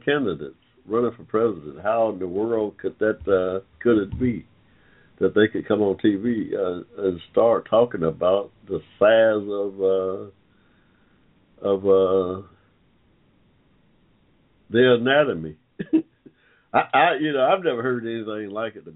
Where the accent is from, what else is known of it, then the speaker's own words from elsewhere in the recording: Atlanta, Georgia, United States; I'm from Atlanta, Georgia